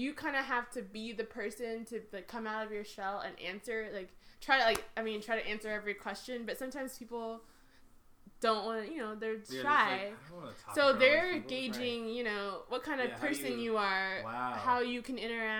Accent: Atlanta, Georgia, United States; And it was, like, a California number because I'm from Atlanta.

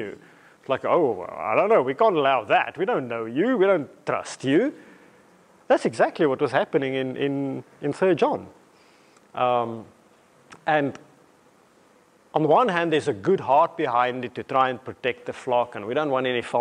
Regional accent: South Africa; moved away as an adult; also born or lived in England / Namibia; now in Watford, United Kingdom; growing up in South Africa

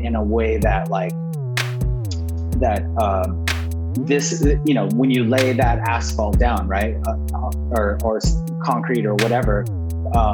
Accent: Corona, California, United States; now in South Pasadena, United States; I grew up outside of LA. I grew up in Corona, California, which is in Riverside County

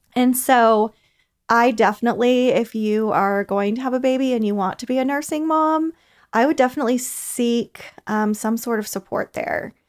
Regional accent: Kansas, United States; now in Athens, United States; I'm originally from Kansas, so I'm a transplant

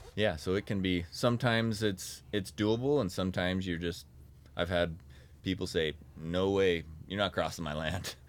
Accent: North Ogden, Utah, United States; I grew up in North Ogden, so I grew up playing in Coldwater Canyon.

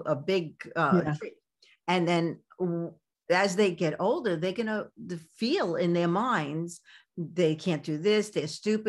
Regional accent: New York City, New York, United States; I grew up in Coney Island in Brooklyn

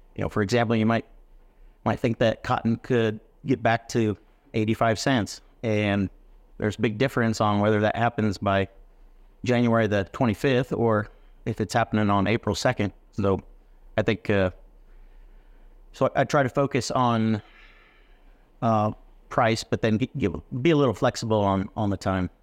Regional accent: West Central Illinois, United States; also born or lived in Texas Panhandle; now in Texas, United States; I come from the Midwest. I'm a corn, soybean hog farmer from West Central Illinois

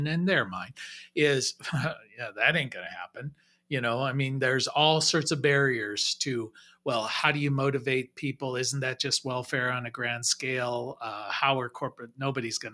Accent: United States; also born or lived in Europe; as Americans

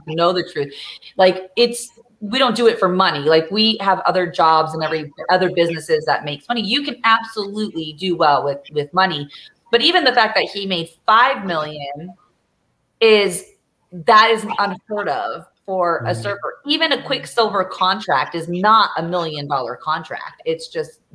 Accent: Orange County, California, United States; I grew up in Orange County

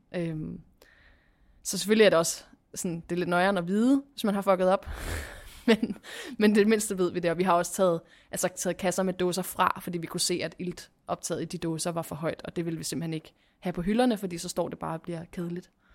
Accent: Copenhagen, Capital Region of Denmark, Denmark; moved away as an adult; now in Hvidovre, Denmark; Jeg er fra øh, Christianshavn, hvor, min, hvor jeg er opvokset med min mor og far min lille søster

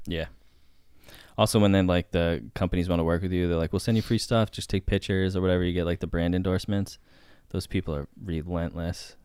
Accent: Boston, Massachusetts, United States; now in Los Angeles, United States; I grew up in Boston. And then I moved to L

